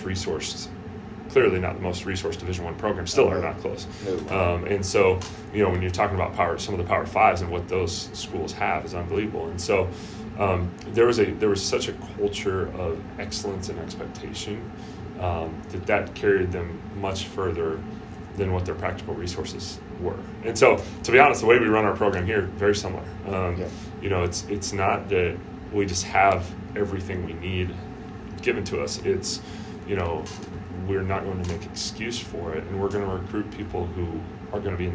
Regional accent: Eastern Oregon, United States; moved away as an adult; also born or lived in Australia; I grew up in Eastern Oregon, about 2 hours west

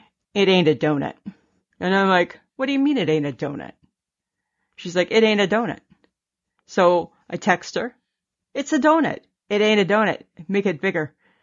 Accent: Ontario, Canada; And then it got me thinking back to being a little girl growing up in Ontario.

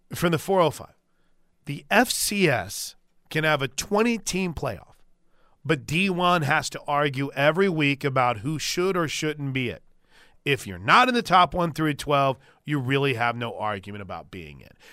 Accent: Illinois, United States; moved away; I grew up in Illinois

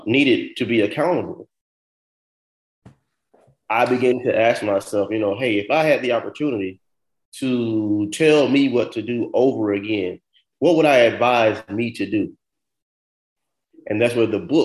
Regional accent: Florida, United States; moved away; also born or lived in New York / New Jersey; I'm from Florida.

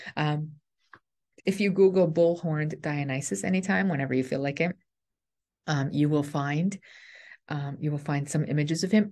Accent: Canada; I'm a Canadian

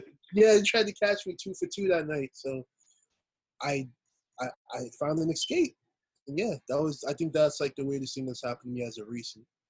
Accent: New York City, New York, United States; also born or lived in Queens, New York; I'm from Queens, Queens, New York. Um, originally I was born in Brooklyn, moved to Queens when I hit like my teens, and just been my stomping ground ever since

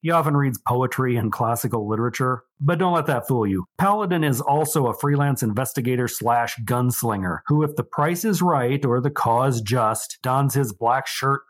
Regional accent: Nebraska, United States; my life growing up in Nebraska

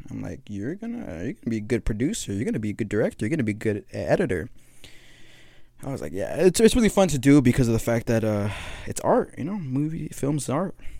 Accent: Guatemala; now in California, United States; I'm not from Mexico. I'm from Guatemala

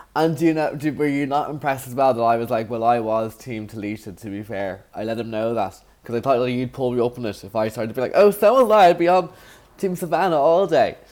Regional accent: Ireland; accent: Irish; I'm too Irish

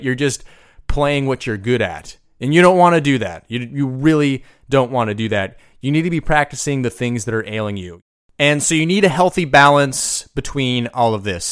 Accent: United States; I'm from the United States

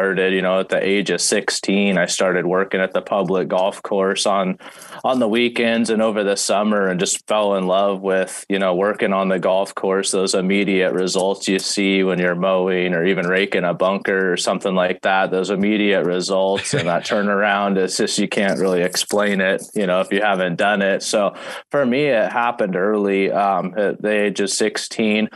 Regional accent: Walla Walla, Washington, United States; I moved back to my hometown of Walla Walla here in Washington State

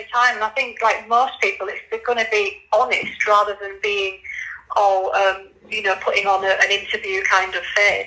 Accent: Leeds, Yorkshire and the Humber, United Kingdom; moved away as an adult; now in Norwich, United Kingdom; you might tell from my accent, I come from Leeds originally.

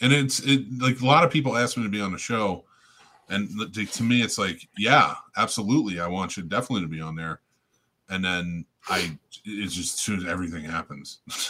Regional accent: New Jersey, United States; I'm from Jersey

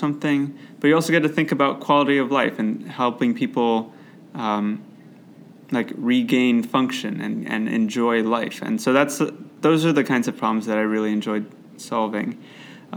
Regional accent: Cleveland, Ohio, United States; also born or lived in Chicago, Illinois / Boston, Massachusetts; I grew up in Cleveland, Ohio

